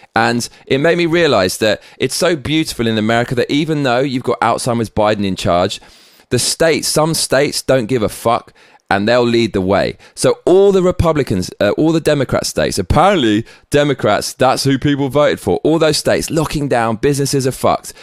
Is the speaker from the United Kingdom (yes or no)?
yes; England, United Kingdom; now in Tokyo, Japan; We fucking love you over here in Tokyo and back in my home country of England